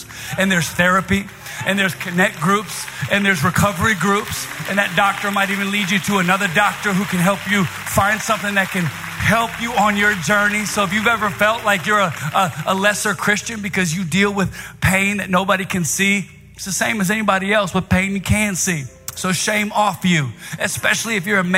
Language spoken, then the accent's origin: English; Virginia, United States; now in New York City, United States; I'm from Virginia